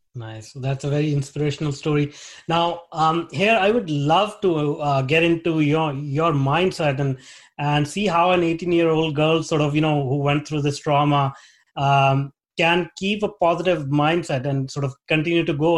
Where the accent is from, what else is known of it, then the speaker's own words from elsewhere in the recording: India; moved away as an adult; now in Vancouver, Canada; I grew up in India